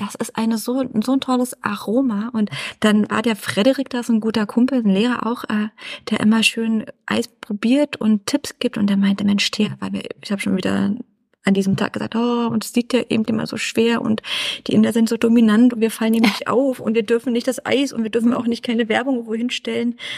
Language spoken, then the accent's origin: German; Berlin, Germany; Mein Ursprung ist Berlin